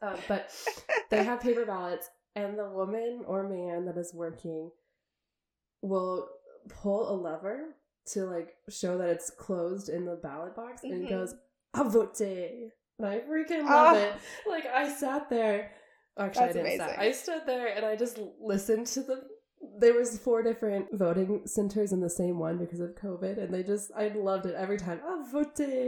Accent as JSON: {"language": "English", "country": "United States", "said": "as an American coming from a country where we spend billions of dollars on elections."}